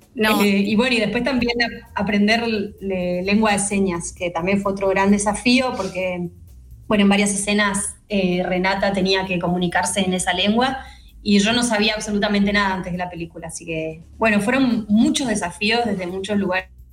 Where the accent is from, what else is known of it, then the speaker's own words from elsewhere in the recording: Corrientes, Argentina; moved away as an adult; now in Buenos Aires, Argentina; soy, de Corrientes, conozco el barrio, digo, me crié muy cerca de las mil viviendas